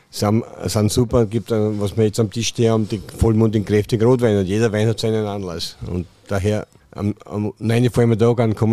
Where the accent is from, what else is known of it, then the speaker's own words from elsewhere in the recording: Klosterneuburg, Lower Austria, Austria; Wir haben so einen, von Schule schon einen Kollegen, auch Klosterneuburger. Äh, ich, ich bin auch im Betrieb geboren.